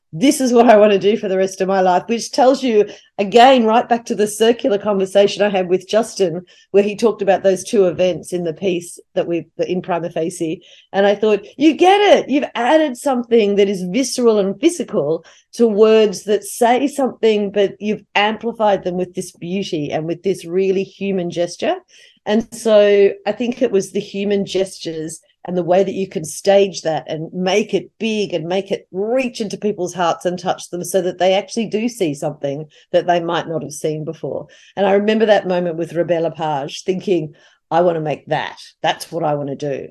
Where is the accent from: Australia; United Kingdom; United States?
Australia; as an Australian